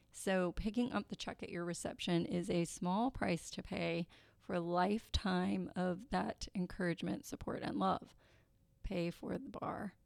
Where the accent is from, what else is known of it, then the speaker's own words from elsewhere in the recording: Kentucky, United States; I am from Kentucky